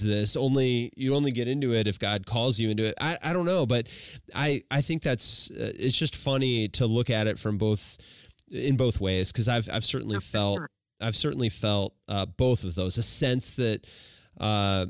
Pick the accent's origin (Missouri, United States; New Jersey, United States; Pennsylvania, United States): Missouri, United States; Washington; I grew up in Washington, Missouri